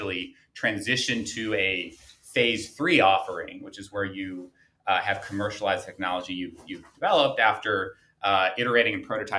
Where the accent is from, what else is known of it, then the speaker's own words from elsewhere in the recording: St. Louis, Missouri, United States; I grew up in St. Louis, Missouri